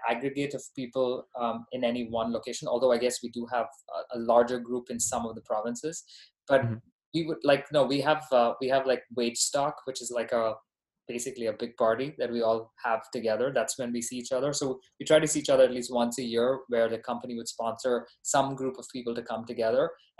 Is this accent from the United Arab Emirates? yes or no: yes; Dubai, United Arab Emirates; also born or lived in Bahrain; now in United States; Yeah, no, I was born there. I grew up in Dubai. I'm Indian by ethnicity, Canadian by citizenship, and American by residence.